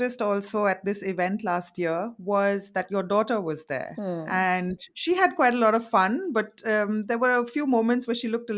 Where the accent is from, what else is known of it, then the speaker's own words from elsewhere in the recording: India; first language Marathi; English is a second language; now in Germany; I am an Indian mother living in Germany